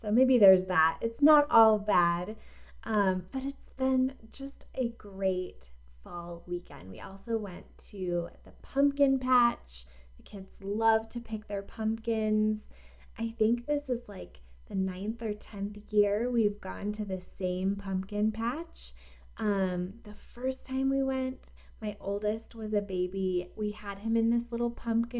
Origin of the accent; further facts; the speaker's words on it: East Coast, United States; now in Colorado, United States; I am not originally from here. I'm from the East Coast, where fall is real